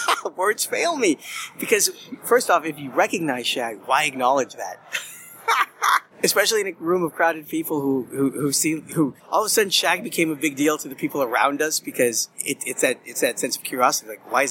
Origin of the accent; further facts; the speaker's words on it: Los Angeles, California, United States; Yes, in L.A., my hometown.